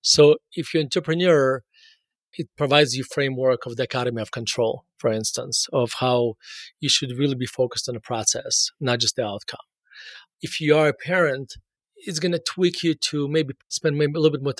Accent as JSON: {"language": "English", "country": "Russia", "tie": "born or raised there", "moved": "yes", "lives_now": "Denver, United States", "said": "So I was born in Russia and moved to the United States in 1991 and moved directly to Denver. So I spent basically all my adult life in Denver."}